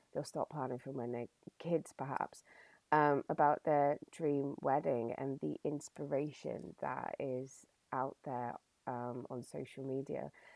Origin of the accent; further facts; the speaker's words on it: Bournemouth, South West England, United Kingdom; also born or lived in Brighton / Australia; I moved from Brighton back to Bournemouth, where I um, uh, originally lived